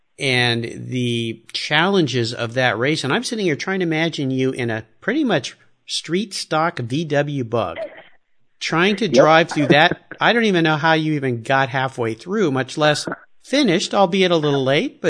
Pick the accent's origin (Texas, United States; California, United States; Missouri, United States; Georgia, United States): California, United States; San Diego; I used to go down to Baja a lot as a kid. I grew up in San Diego.